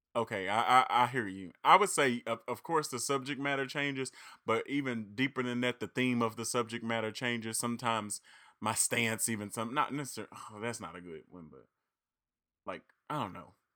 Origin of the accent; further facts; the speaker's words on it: Reed, Arkansas, United States; I'm from Reed and McGee and Dumas are neighboring cities, neighboring towns.